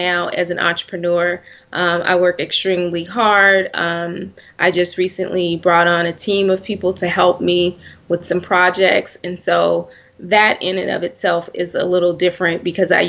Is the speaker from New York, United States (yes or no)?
no; Oakland, California, United States; I grew up in Oakland, California, to be exact